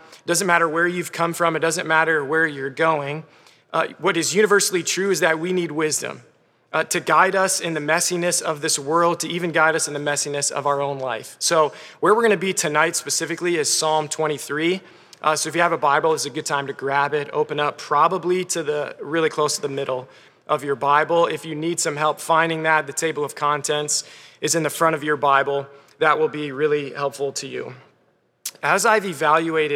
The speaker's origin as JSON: {"language": "English", "town": "Clarks Summit", "region": "Pennsylvania", "country": "United States", "said": "I'm from Clark Summit, Pennsylvania, where I think there are zero sheep."}